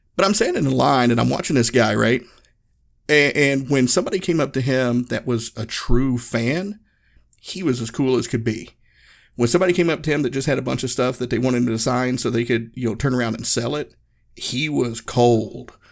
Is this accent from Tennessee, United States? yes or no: yes; Northeast Tennessee, United States; I grew up in Northeast Tennessee, so our rock stars was NASCAR drivers